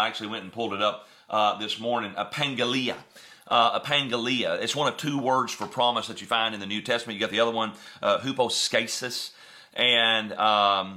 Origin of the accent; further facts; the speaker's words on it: West Tennessee, United States; moved away; we're from West Tennessee.